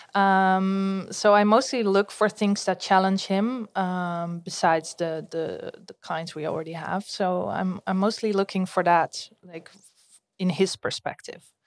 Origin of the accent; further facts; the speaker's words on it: Amstelveen, North Holland, Netherlands; I grew up in Amstelveen, so close to Amsterdam